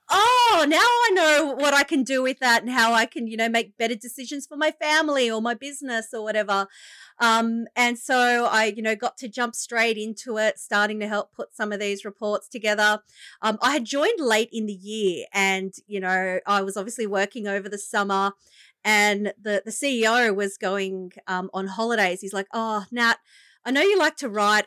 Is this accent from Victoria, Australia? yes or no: no; Shellharbour, New South Wales, Australia; also born or lived in Wollongong; I grew up in, uh, the lovely coastal region of the Illawarra.